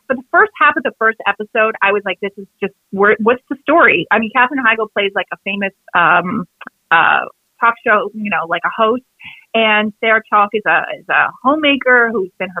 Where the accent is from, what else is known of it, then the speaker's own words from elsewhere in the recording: Canada; I'm from Canada